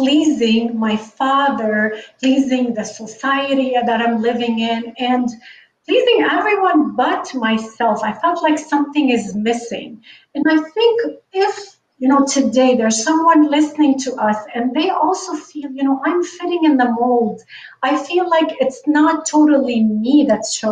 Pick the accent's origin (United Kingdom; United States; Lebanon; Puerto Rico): Lebanon; moved away as an adult; now in North America; I grew up in the Middle East. I grew up in Lebanon.